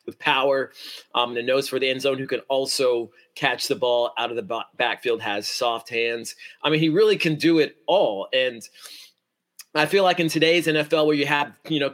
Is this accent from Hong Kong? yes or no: no; Beaumont, Texas, United States; Down here in the Southeast where I'm from